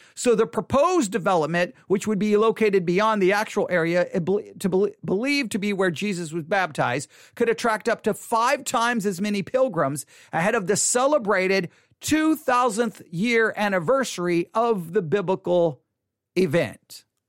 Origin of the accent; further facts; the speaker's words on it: Texas, United States; I was born and raised in the state of Texas